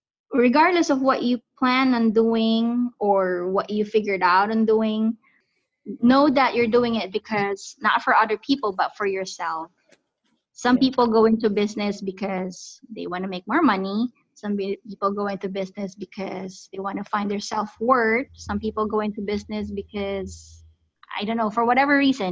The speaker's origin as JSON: {"language": "English", "country": "Philippines", "moved": "yes", "said": "We are from Southeast Asia, country called the Philippines"}